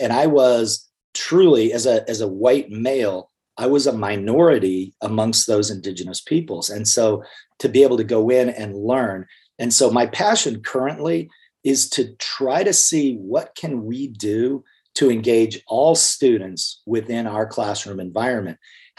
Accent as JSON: {"language": "English", "town": "Clifton", "region": "Arizona", "country": "United States", "tie": "born or raised there", "said": "I spent time as a young man growing up in Clifton, Arizona, which is a small, mostly Hispanic, mostly mining community."}